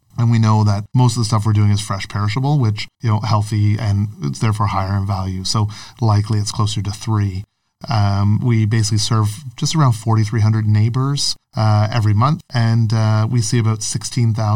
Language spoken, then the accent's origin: English; Newmarket, Ontario, Canada; also born or lived in Sudbury / Richmond Hill; now in Toronto, Canada; I grew up in Newmarket, went to school in Sudbury